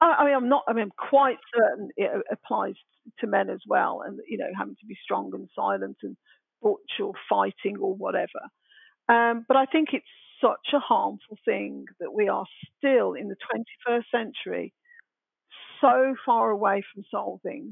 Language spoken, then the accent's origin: English; Birmingham, West Midlands, United Kingdom; accent: Brummie; moved away; I had my broadest Brummie accent on